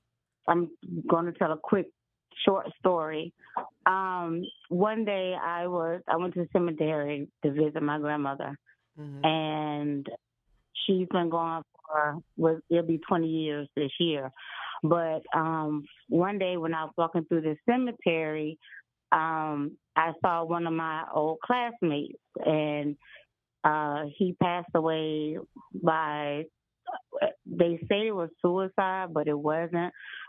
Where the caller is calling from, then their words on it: South Carolina, United States; I'm from South Carolina.